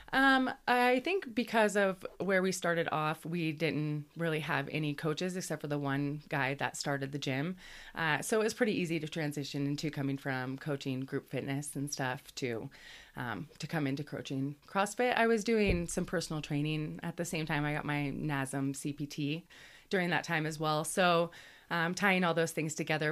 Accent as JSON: {"language": "English", "town": "Cle Elum", "region": "Washington", "country": "United States", "tie": "born or raised there", "moved": "as an adult", "lives_now": "Colorado, United States", "said": "at Cleellum on the Northwest is where I started growing up in Washington"}